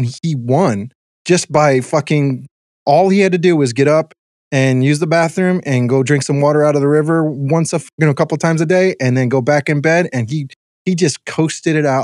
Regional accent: Mexico; I drink dirty water anyways. I'm from Mexico. I drink.

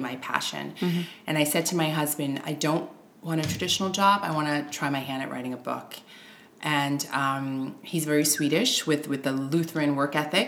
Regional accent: New York, United States; moved away as an adult; now in Stockholm, Sweden; I'm American, yes. originally from New York, mm-hmm. um, but my parents are Haitian immigrants

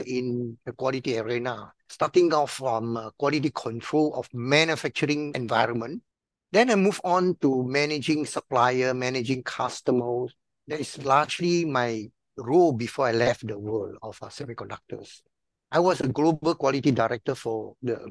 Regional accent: Penang, Malaysia; moved away as an adult; now in Singapore; I was originally from Malaysia, Penang

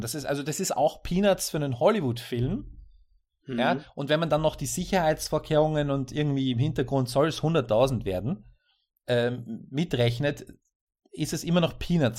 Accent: Austria; als Österreicher

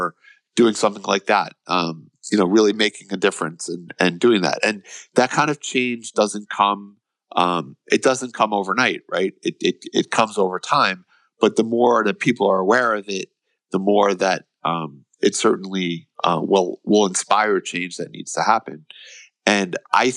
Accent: United States; we as Americans

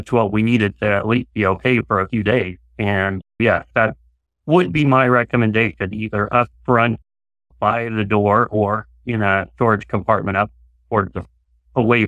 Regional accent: Nebraska, United States; moved away; also born or lived in Portland, Oregon; I'm a native Nebraskan. For 26 years or so, we lived and worked in Oregon around the Portland, Oregon area

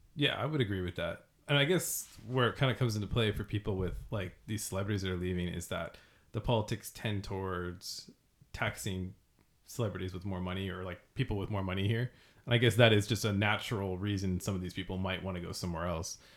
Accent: California, United States; I was from California

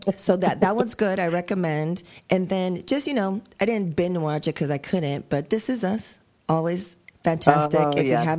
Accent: United States; I'm an American

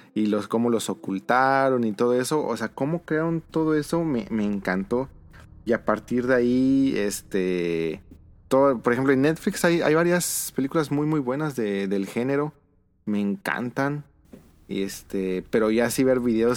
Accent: Mexico; en México tenemos

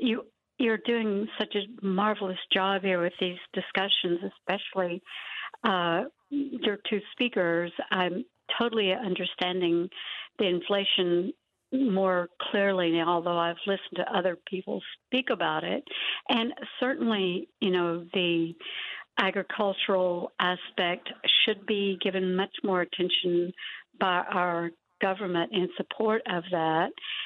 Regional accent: East Texas, United States; And I'm Cherokee from East Texas

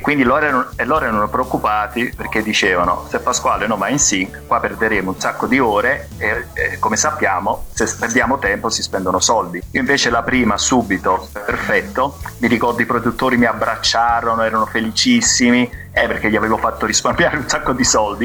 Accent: Naples, Campania, Italy; sono napoletano

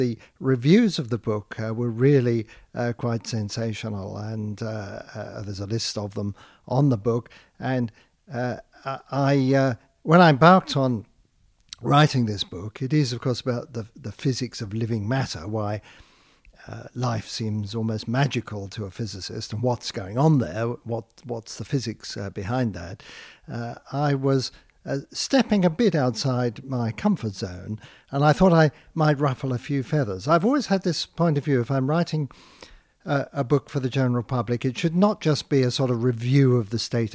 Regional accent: United Kingdom; accent: British; moved away; I'm British born, and so it's especially wonderful for me to be recognised in my home country

